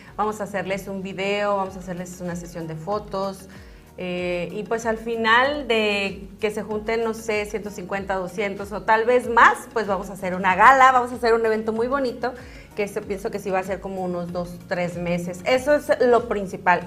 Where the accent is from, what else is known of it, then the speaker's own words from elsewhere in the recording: Zacatecas, Mexico; moved away; allá en Zacatecas, en mi tierra natal